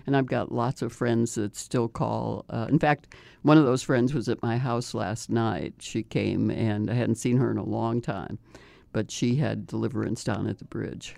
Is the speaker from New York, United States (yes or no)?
no; Chicago, Illinois, United States; I grew up in Chicago